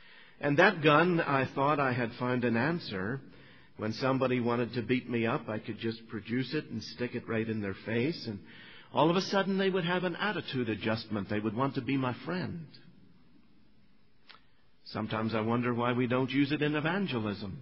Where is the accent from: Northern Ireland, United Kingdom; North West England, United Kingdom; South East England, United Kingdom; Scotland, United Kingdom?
Northern Ireland, United Kingdom; I grew up in Northern Ireland.